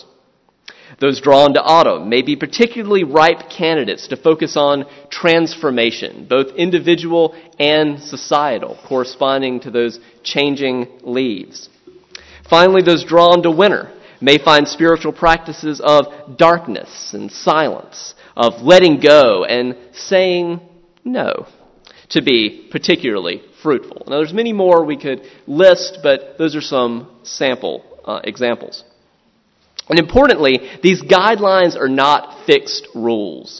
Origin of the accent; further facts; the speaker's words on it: the South, United States; moved away; I'm from the South